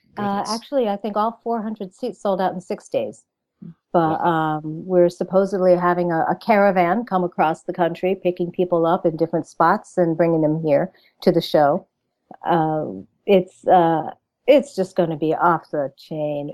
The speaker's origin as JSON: {"language": "English", "town": "Pawcatuck", "region": "Connecticut", "country": "United States", "said": "I am from a little town called Pawcatuck, Connecticut"}